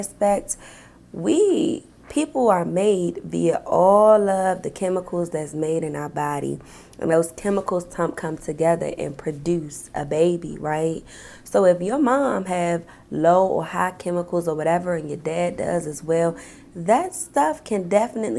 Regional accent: Washington, District of Columbia, United States; I live in Southeast DC, G Street, down by the shrimp boat

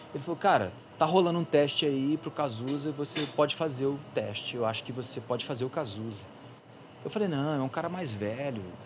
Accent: Belo Horizonte, Minas Gerais, Brazil; Eu sou mineiro, velho. Sou de BH

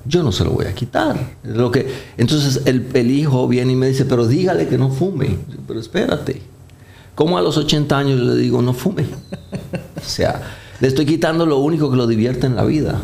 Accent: Colombia; now in Dominican Republic; Yo soy colombiano, no, no tengo el acento arrastrado, paisa, clásico de muchos de ustedes que han pasado por allá

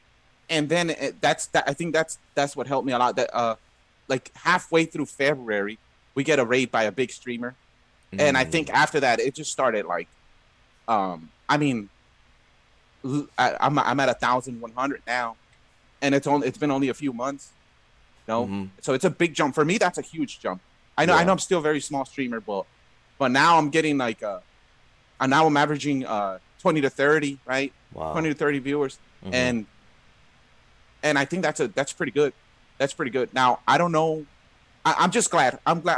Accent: Los Angeles, California, United States; Yeah, LA. Okay. Yeah, been here my whole life. Oh, okay. Awesome. Born and raised.

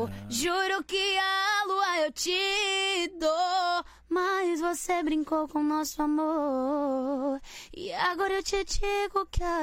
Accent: Nazaré das Farinhas, Bahia, Brazil; Eu comecei a cantar com quatro aninhos em muitas festas em Aratuípe, mas eu sou de Nazaré das Farinhas

